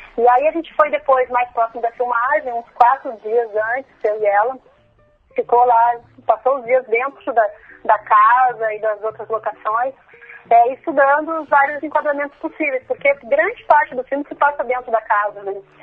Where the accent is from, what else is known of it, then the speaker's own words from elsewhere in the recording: Porto Alegre, Rio Grande do Sul, Brazil; E eu sou de Porto Alegre, né, sou da capital